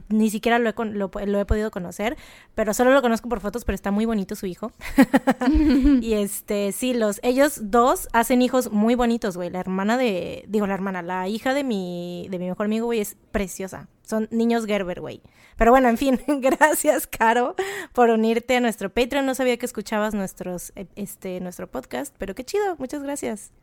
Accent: Mexico; nosotros somos mexicanas, venimos de México

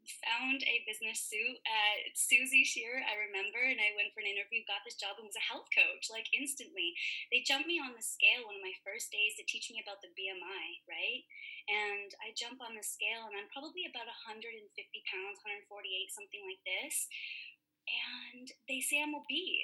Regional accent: Toronto, Ontario, Canada; moved away as an adult; now in Vancouver, Canada; I'm originally from Toronto.

